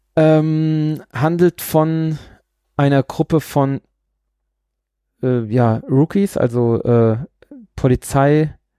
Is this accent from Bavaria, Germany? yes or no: yes; Bavaria, Germany; also born or lived in Pflaumheim / Aschaffenburg; meine Frau kommt ja hier äh, aus diesem Ort, in dem ich jetzt gerade bin, und ich komme ja aus dem Ort zwei Orte weiter